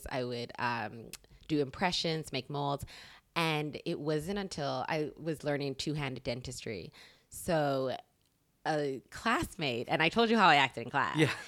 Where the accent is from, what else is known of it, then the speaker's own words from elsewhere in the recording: Bermuda; I'm from Bermuda, it's okay. an island.